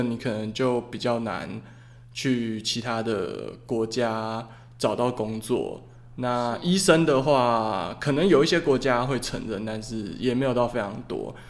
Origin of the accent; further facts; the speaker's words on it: Taiwan; 我们台湾人